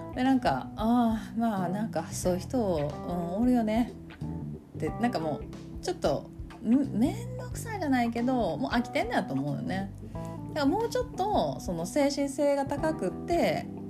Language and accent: Japanese; Kansai, Japan; accent: Kansai-ben